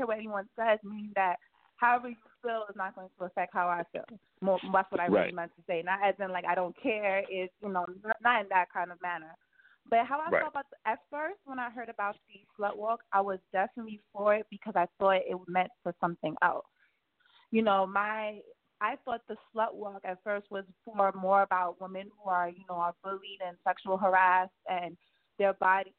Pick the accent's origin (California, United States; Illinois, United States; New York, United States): New York, United States; New York City; I was raised in Brooklyn, New York, but my father is from Trinidad, and my mom's from Trinidad